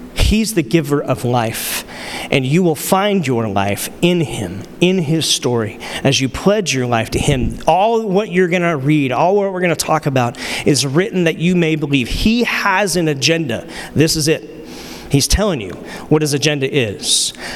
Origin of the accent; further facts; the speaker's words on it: Arizona, United States; from Arizona